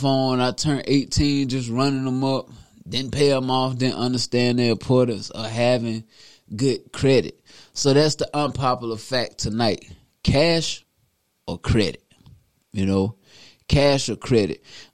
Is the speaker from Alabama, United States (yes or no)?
no; Newberry, South Carolina, United States; my hometown, Newberry, South Carolina.